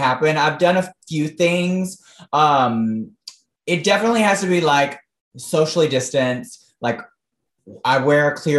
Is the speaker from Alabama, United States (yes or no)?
yes; outside Birmingham, Alabama, United States; moved away; I'm originally from Alabama, right outside of Birmingham, a really small town, so country.